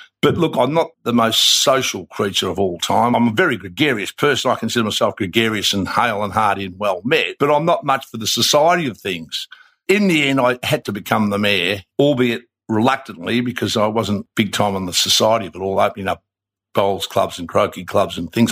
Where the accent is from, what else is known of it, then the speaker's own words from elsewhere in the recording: Melbourne, Victoria, Australia; I grew up in the 50s. I was actually born in 1950, so I spent all my career, all my life in Brighton.